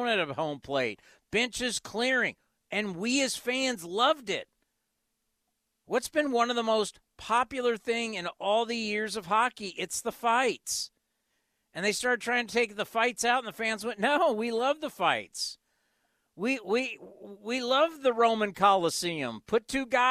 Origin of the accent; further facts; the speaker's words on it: United States; we are American sports fans